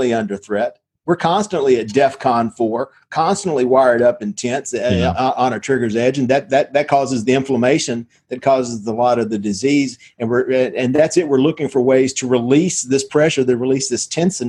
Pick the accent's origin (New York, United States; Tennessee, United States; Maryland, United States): Tennessee, United States; Nashville; also born or lived in Memphis; I'm a redneck from Nashville, Tennessee